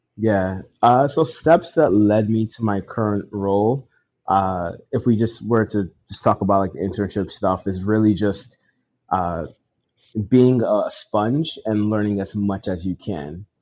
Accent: Nigeria; I'm Nigerian

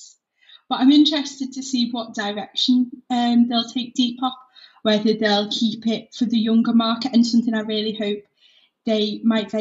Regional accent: Liverpool, North West England, United Kingdom; also born or lived in Leeds; I'm 20, I'm from Liverpool

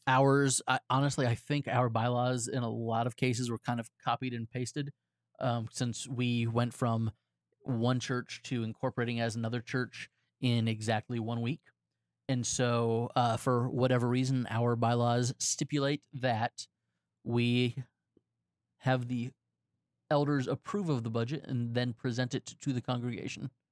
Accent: Florida, United States; also born or lived in Texas; I have been a Floridian since I was eight years old

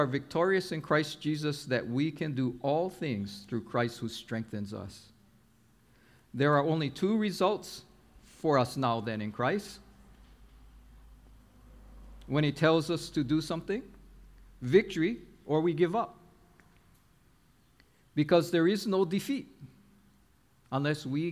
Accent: Honolulu, Hawaii, United States; when I was growing up in Kaimuki on Oahu, the whole community was together

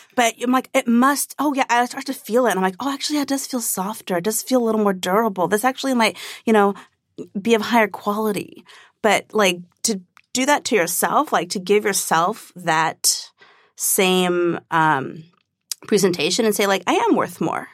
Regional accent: Orange County, California, United States; growing up in Orange County

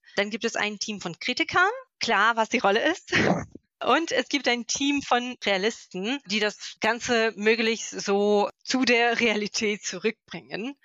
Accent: Moscow, Russia; German is a second language; moved away as an adult; now in Magdeburg, Germany; ich komme aus Moskau.

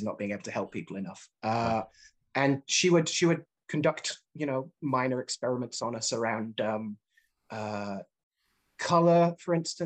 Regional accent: Birmingham, West Midlands, United Kingdom; moved away as an adult; also born or lived in Leeds, United Kingdom / New York, United States; now in New England, United States; I grew up in Birmingham

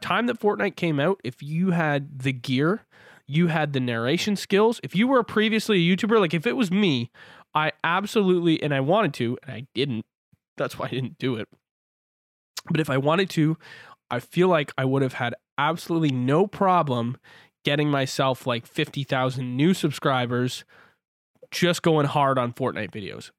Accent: Canada; I'm from Canada. I live on the West Coast.

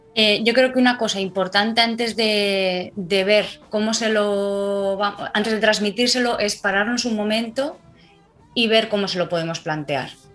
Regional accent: Madrid, Community of Madrid, Spain; now in Alicante, Spain; nací en Madrid, soy madrileña de, corazón aunque ahora mismo estoy residiendo en Alicante

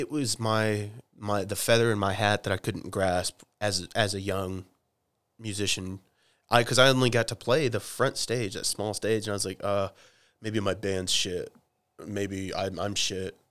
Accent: Oklahoma, United States; I'm from Oklahoma, and we, we say dude and chick

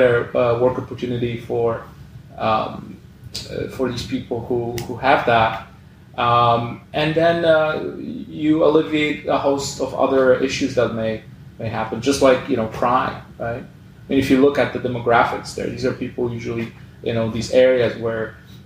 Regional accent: Poland; now in Canada; my home country, Poland, you know, where I'm originally from

